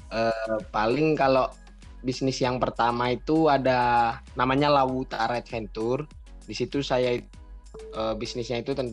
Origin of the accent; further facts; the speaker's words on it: Surakarta, Central Java, Indonesia; Terus untuk asal saya dari Solo Jawa Tengah.